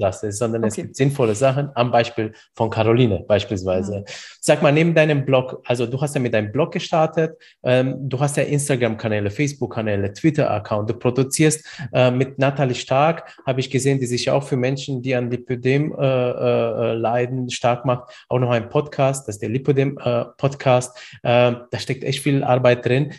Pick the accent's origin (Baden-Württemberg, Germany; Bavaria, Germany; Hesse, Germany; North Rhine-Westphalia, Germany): Bavaria, Germany; Bamberg; ich bin ja aus Bamberg